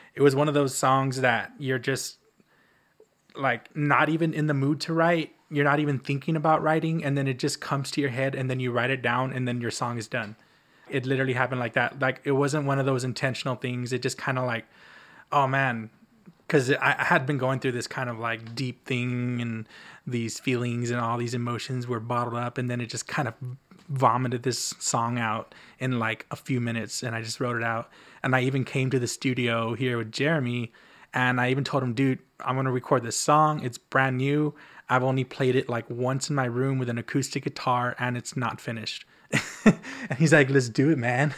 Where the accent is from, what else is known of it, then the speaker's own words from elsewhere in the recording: the Valley, South Texas, United States; moved away as an adult; now in Austin, United States; It's it's my hometown, so I feel pretty safe